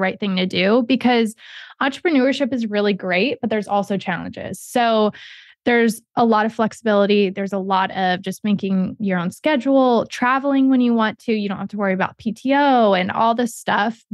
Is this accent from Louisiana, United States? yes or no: no; Ohio, United States; moved away; also born or lived in New York City / Florida / Orlando / Kentucky; I was born in Ohio, raised there, lived in Florida for a long time, moved to Orlando, moved to Kentucky